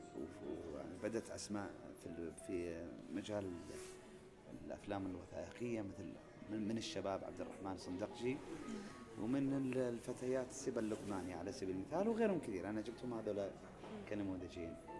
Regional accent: Saudi Arabia; عندنا في المملكة العربية السعودية

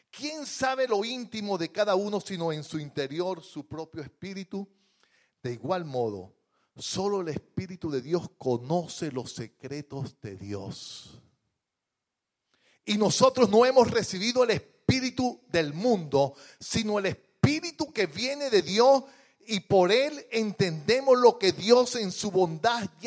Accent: Venezuela; moved away; Yo en estos días, yo metí, eh, como vengo de Venezuela el año pasado, una certificación laboral para arreglar los papeles.

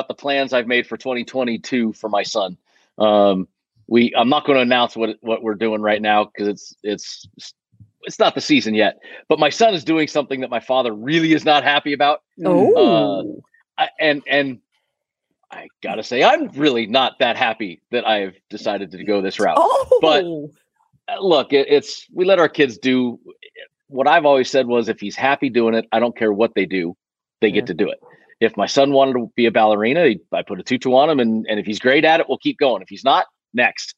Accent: West Coast, United States; now in Las Vegas, United States; So the West Coast is where I'm from. I'm doing this right now, sitting in my office in Las Vegas. This is home.

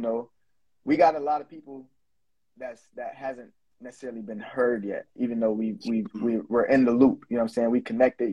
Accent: Buffalo, New York, United States; moved away; I come from Buffalo, New York, and I used to own a recording studio there

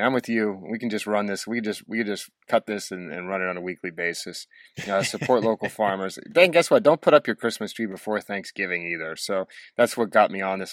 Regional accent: Douglas County, Oregon, United States; I grew up in Douglas County, Oregon

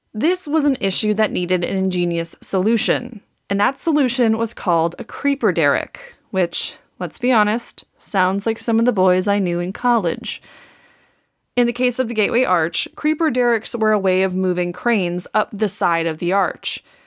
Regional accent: Wisconsin, United States; accent: Wisconsin; moved away as an adult; also born or lived in Saint Louis; Wisconsin, which is where I'm from

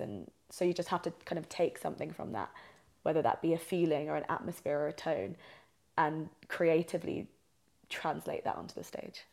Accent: South East England, United Kingdom; moved away as an adult; now in Albuquerque, United States; I'm from England, so I'm from the southeast of England

